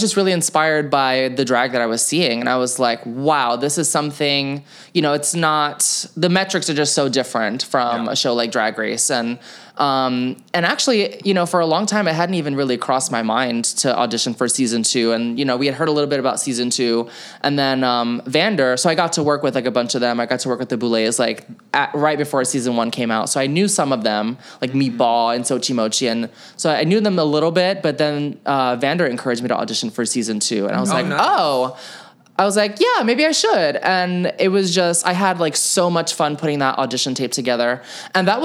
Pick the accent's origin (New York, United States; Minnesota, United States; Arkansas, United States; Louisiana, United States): New York, United States; moved away as an adult; now in San Francisco, United States; I moved there from New York and I'm a native New Yorker